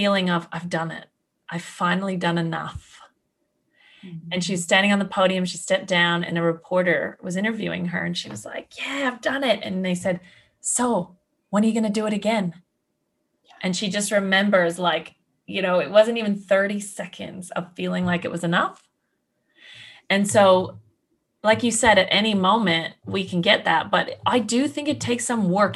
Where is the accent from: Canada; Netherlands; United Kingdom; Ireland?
Canada; now in Australia; I'm a Canadian in Australia